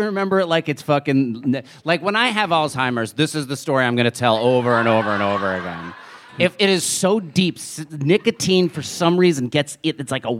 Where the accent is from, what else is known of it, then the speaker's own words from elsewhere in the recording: New Jersey, United States; Because that's what it was growing up in New Jersey.